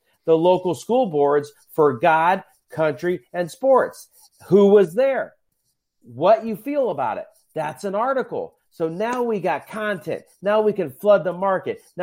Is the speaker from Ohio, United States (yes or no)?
yes; Dublin, Ohio, United States; in Dublin, Ohio, my hometown